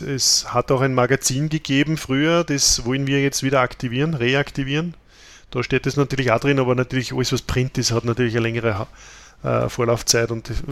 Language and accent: German; Austria; bei uns in Österreich